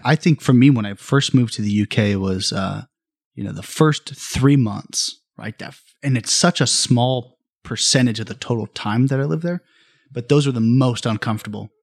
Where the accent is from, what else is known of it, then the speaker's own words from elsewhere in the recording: Bakersfield, California, United States; the Central Valley has really always been, or California has always been my life. Um, I was born in Bakersfield